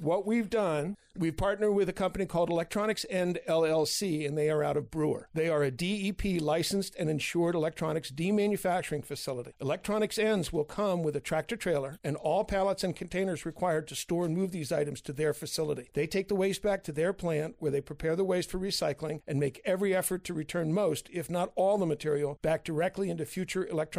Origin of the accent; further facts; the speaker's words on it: Baltimore, Maryland, United States; moved away as an adult; also born or lived in Philadelphia, Pennsylvania / Milford, Massachusetts; now in Houlton, United States; I was born and brought up in Baltimore, Maryland. Went to school in Philadelphia and came up to Maine about 20 years ago and semi-retired, and now I'm fully retired.